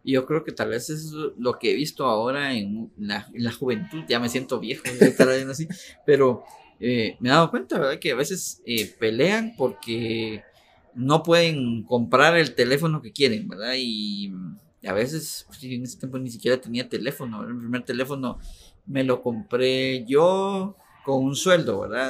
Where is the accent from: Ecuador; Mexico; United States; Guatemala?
Guatemala; also born or lived in Cobán, Guatemala; toda mi infancia, la que yo me recuerdo, pues, viví en Imajuyú eh, mucho tiempo, casi, casi 20 años vivía